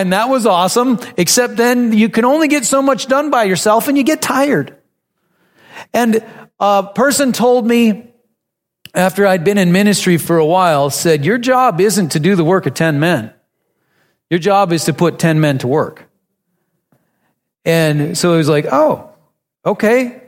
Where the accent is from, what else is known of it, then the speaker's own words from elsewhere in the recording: North Dakota, United States; I grew up in North Dakota, farming families.